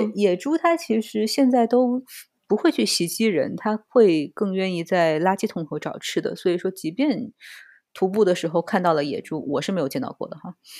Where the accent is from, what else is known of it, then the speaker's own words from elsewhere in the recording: China; moved away as an adult; now in Barcelona, Spain; 作为中国人来说